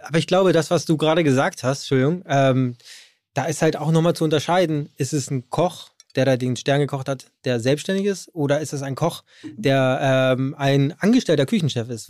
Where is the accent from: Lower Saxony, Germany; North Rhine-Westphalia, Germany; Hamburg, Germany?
Hamburg, Germany; Ich bin aus Hamburg